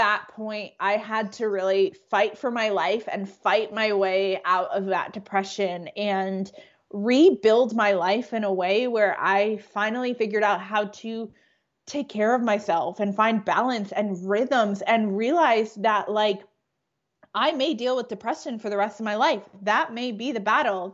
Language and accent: English; Connecticut, United States; now in Atlanta, United States; I'm originally from Connecticut, though I live in Atlanta, Georgia. I grew up in New England